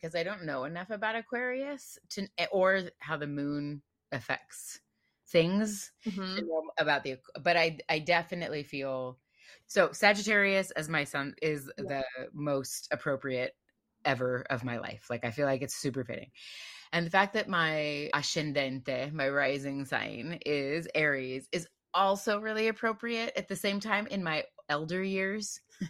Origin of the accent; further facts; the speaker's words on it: United States; now in Bay Area, United States; I am suburban. I am suburban American.